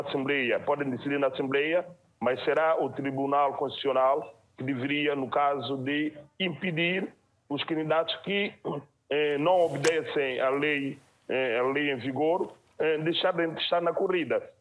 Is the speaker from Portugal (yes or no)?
no; São Tomé & Príncipe; eu enquanto santomense